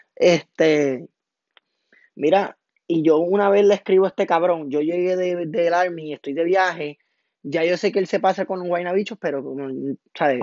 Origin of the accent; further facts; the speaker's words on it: Toa Baja, Puerto Rico; also born or lived in Amelia, Cataño, Puerto Rico; Yo me crié de barrio, me crié en el barrio Ingenio en Tabaja, súper orgulloso